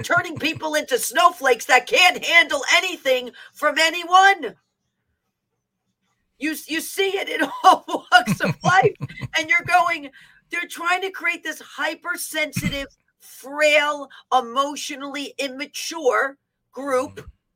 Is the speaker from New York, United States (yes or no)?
yes; New York City, New York, United States; I'm from the Bronx